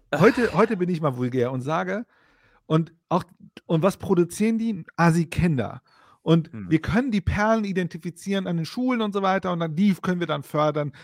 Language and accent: German; Bochum, North Rhine-Westphalia, Germany; now in Frankfurt, Germany; ich bin auch aus Bochum.